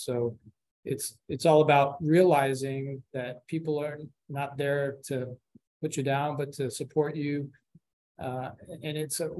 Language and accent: English; New Jersey, United States; born there; also born or lived in Colombia; now in Houston, United States; I was born in New Jersey. My family's from Colombia. My parents were born there. I was raised half there, half here in grade school, but mainly been in Houston since my senior year in high school.